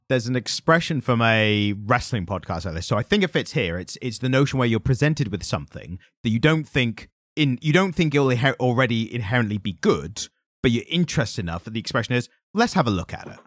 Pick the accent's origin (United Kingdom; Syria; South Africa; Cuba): United Kingdom; As a British person